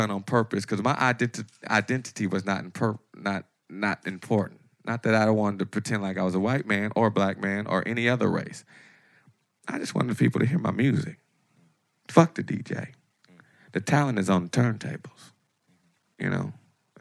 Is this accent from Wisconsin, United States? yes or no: no; Detroit, Michigan, United States; my attitude of growing up in Detroit